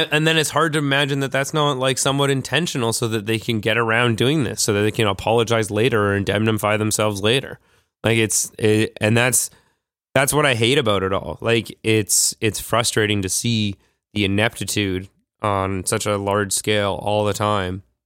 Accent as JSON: {"language": "English", "town": "Vancouver", "region": "British Columbia", "country": "Canada", "said": "I'm from Vancouver"}